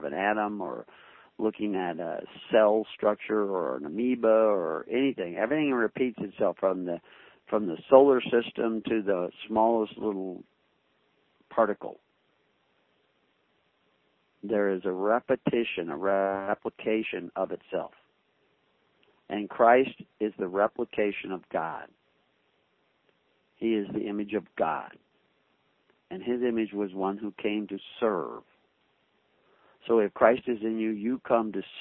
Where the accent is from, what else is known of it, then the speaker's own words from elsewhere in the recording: the South, United States; growing up in the South, there was a bigotry towards blacks